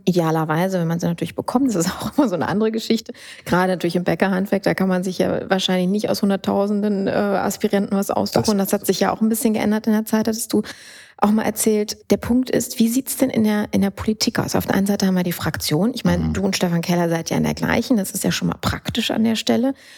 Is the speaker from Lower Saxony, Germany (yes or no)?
no; Düsseldorf, North Rhine-Westphalia, Germany; Als gebürtige Düsseldorfer